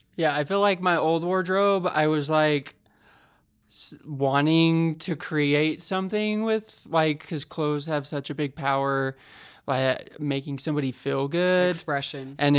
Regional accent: West Point, Utah, United States; moved away; Where I come from? West Point is where my parents live, which nobody normally knows where that's at. It's very far west.

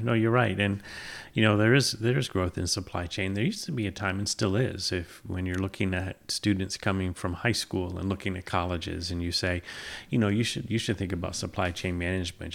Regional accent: Peru, New York, United States; also born or lived in San Antonio, Texas / England; I grew up in Peru

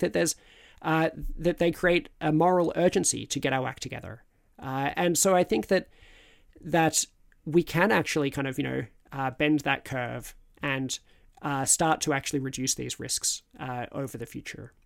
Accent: Australia; now in United Kingdom; as an Australian in Britain

